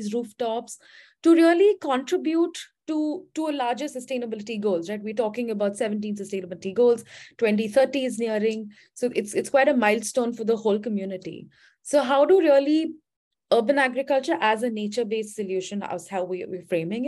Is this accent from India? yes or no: yes; India; moved away as an adult; now in United States; am from India. I think I'm based at, I'm based in the US now.